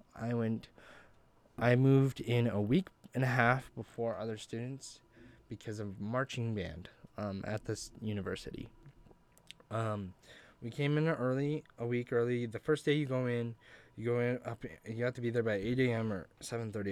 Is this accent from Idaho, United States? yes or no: yes; Grangeville, Idaho, United States; I'm originally from Grangeville, Idaho